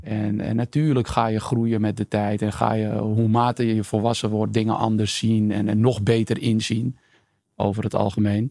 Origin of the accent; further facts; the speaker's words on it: Amsterdam, North Holland, Netherlands; ik ben geboren en getogen in Amsterdam, Amsterdam-Oost om precies te zijn.